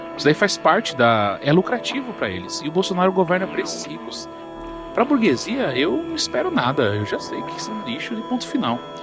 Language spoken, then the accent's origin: Portuguese; São Paulo, Brazil; Eu sou da Brasilândia, sou na norte de São Paulo. Cara, na minha infância não tinha nada